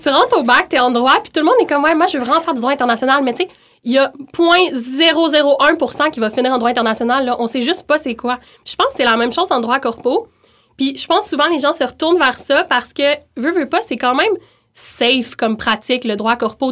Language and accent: French; Montreal, Quebec, Canada; moved away as an adult; now in Quebec City, Canada; je viens de Montréal initialement